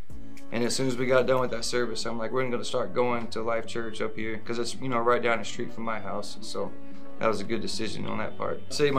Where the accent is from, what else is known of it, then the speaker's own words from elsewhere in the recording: Nashville, Tennessee, United States; moved away; My pre-Jesus story is I grew up in Nashville, Tennessee. And my mom, we didn't really go to church.